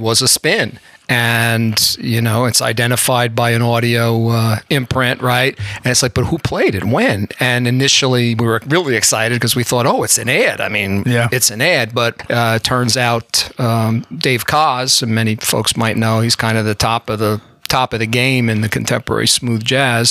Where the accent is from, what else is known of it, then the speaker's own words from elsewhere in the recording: rural New Jersey, United States; accent: Bronx; also born or lived in Bronx, New York; I was born in the Bronx, New York, and I grew up in very rural New Jersey